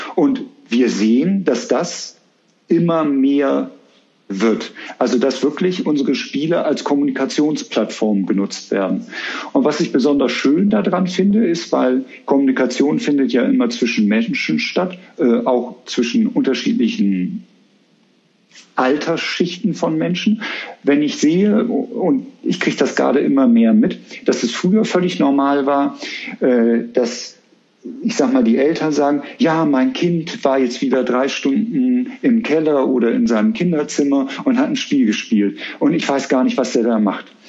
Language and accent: German; Bremen, Germany; now in Cologne, Germany; ich bin Bremer